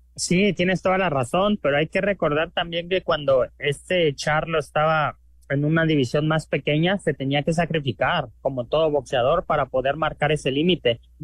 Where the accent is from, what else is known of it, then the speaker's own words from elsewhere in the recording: Mexico; yo como mexicano